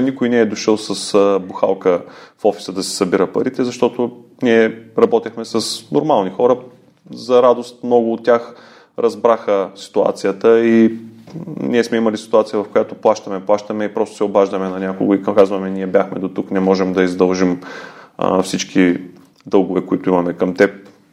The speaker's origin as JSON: {"language": "Bulgarian", "town": "Ruse", "region": "Ruse Province", "country": "Bulgaria", "said": "Аз съм си от Русе, живял съм на различни места по света"}